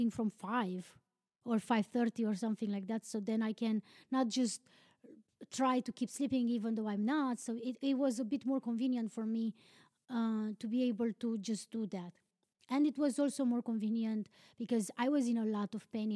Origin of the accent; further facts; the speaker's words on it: Romania; moved away; I'm from Romania.